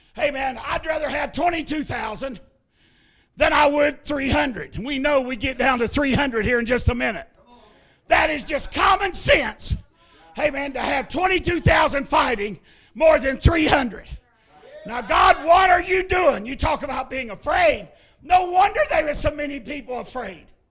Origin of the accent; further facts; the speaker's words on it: Ohio, United States; moved away as an adult; now in Tennessee, United States; I am from Ohio originally. I've been in Tennessee 15 years pastoring